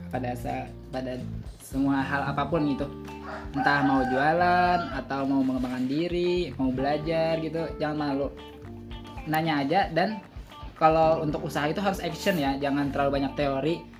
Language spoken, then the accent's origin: Indonesian; Martapura, South Kalimantan, Indonesia; asalnya saya dari Martapura